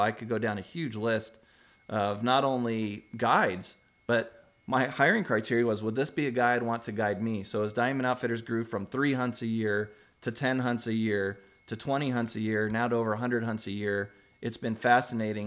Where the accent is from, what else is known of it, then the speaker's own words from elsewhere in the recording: Arizona, United States; I grew up in Arizona, too.